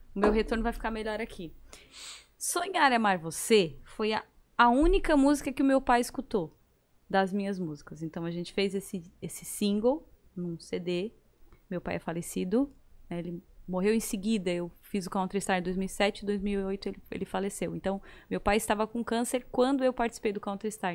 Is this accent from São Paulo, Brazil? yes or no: no; Criciúma, Santa Catarina, Brazil; Ah, mas eu tava em Criciúma, gente